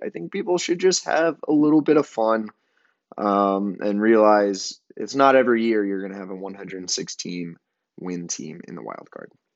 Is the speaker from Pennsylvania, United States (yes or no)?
no; Amarillo, Texas, United States; moved away; I'm currently in my hometown of Amarillo, Texas.